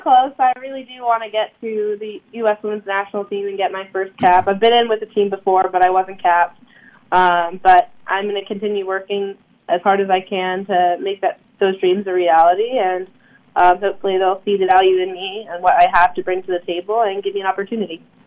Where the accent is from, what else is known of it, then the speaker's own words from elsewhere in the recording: Durham, North Carolina, United States; growing up in the Durham area